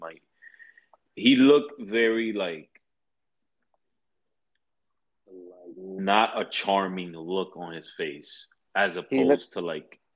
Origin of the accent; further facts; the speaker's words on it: New York City, New York, United States; I'm from the Bronx.